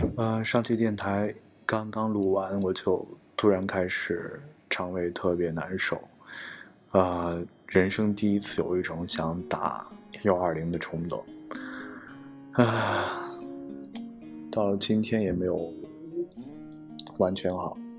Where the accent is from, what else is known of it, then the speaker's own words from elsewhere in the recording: Qingdao, Shandong, China; 作为一个青岛人，啊，活了二十多年